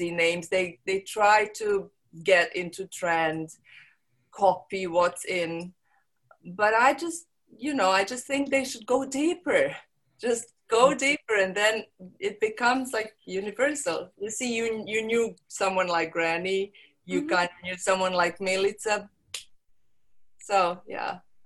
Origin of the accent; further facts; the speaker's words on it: Montenegro; first language Serbo-Croatian; English is a second language; also born or lived in London; now in Croatia; I'm from Montenegro, but I don't live there. Mm-hmm. I live in Croatia